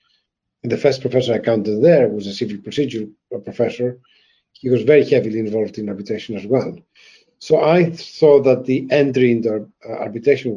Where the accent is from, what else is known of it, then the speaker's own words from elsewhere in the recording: Greece; moved away as an adult; also born or lived in France / Germany / Ukraine / Poland; now in England, United Kingdom; I'm Greek by birth and nationality, and I have been outside Greece for the last 32 years.